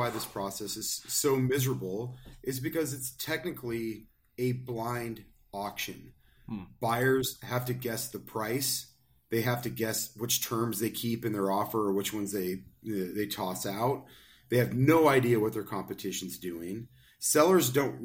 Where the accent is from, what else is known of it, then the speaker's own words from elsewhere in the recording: Spokane, Washington, United States; my hometown of Spokane